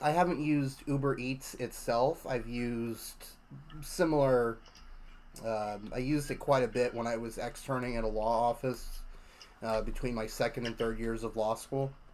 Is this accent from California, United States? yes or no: no; Orlando, Florida, United States; also born or lived in Tulsa, Oklahoma; I consider Orlando to be my hometown.